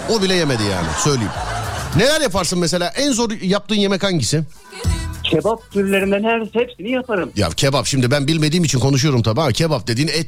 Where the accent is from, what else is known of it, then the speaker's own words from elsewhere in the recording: Ankara, Turkey; Ben Ankaralıyım abi.